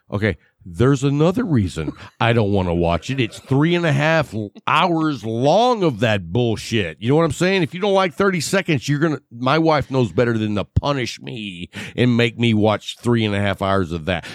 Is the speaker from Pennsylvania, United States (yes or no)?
no; West Texas, United States; accent: West Texas; I can't pronounce a lot of words because I grew up in West Texas